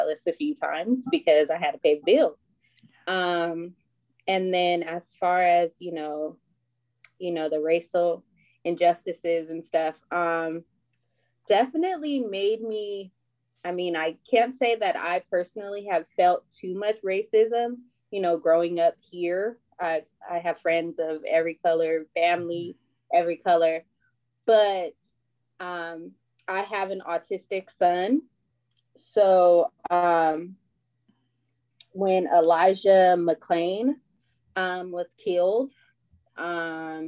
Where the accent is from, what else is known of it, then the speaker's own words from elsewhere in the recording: Oxnard, California, United States; also born or lived in Bay Area; now in Ventura County, United States; I'm from Oxnard, born and raised